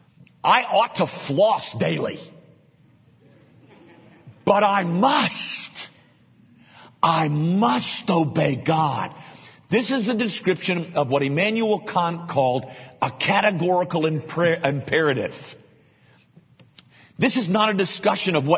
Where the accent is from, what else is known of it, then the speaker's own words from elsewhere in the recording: United States; I'm an American